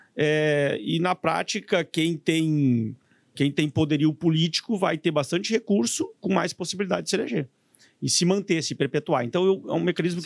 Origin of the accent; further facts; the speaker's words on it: Santa Maria, Rio Grande do Sul, Brazil; somos de Santa Maria, eu também sou de lá